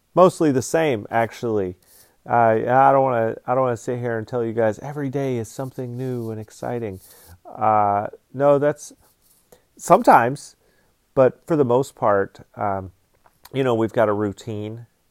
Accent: Georgia, United States; now in Alaska, United States; I'm just kind of an American dude. I grew up in Georgia, live in Alaska now.

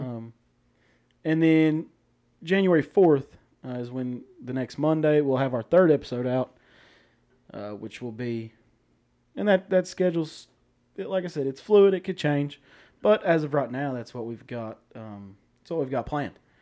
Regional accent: Newport, Tennessee, United States; We're from Newport, Tennessee, uh, where I'm a teacher, uh, and a football coach here at the high school

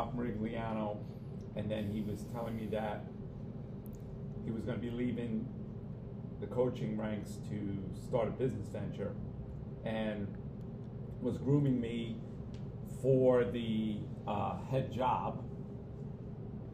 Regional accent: Mount Vernon, New York, United States; I grew up in Mount Vernon

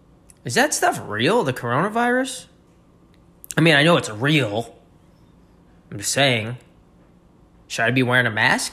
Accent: New York, United States; Yeah, I mean, I'm from New York.

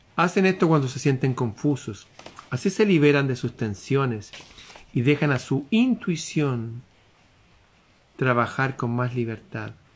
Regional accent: Chile; en mi país

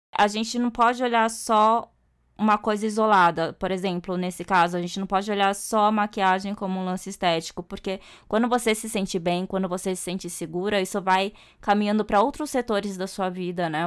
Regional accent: Brazil; moved away as an adult; now in Japan; eu nasci aqui no Brasil e demorei pra ir pro Japão. Fui em 2018 só

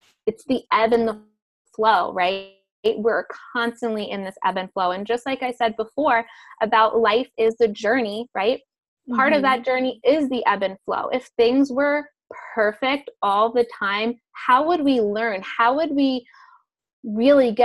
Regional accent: Amalfi Coast, Campania, Italy; moved away; also born or lived in New York; I live, you know, back and forth between New York and the Amalfi Coast in Italy.

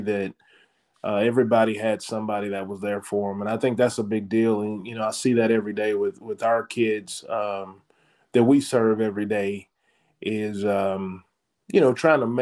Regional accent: Hooks, Texas, United States; moved away; I'm from Hooks, Texas

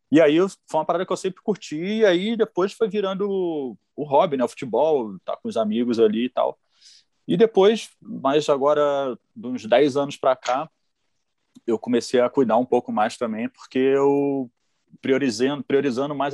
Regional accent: Mesquita, Rio de Janeiro, Brazil; eu e o João somos de Mesquita.

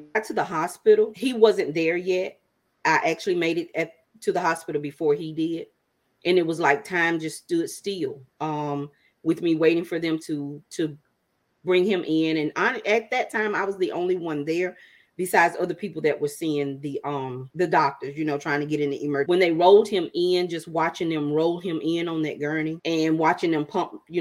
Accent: Waynesboro, Mississippi, United States; now in Marietta, United States; I am originally from Waynesboro, Mississippi, now residing in Marietta, Georgia.

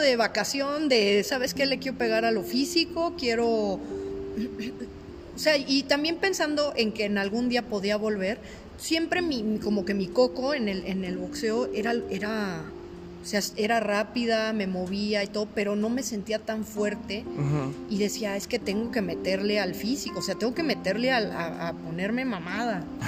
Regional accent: Mexico; para ser mexicana es difícil

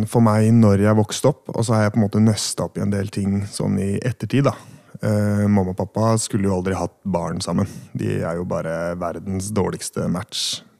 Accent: Hønefoss, Buskerud, Norway; also born or lived in Oslo; bodd på Stovner, Vestli. Og så flytta vi til Hønefoss, som kanskje er det jeg anser som på en måte hjembyen min, da.

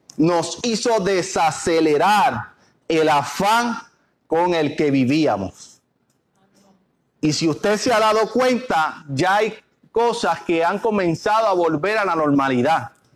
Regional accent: Puerto Rico; nosotros somos, los puertorriqueños

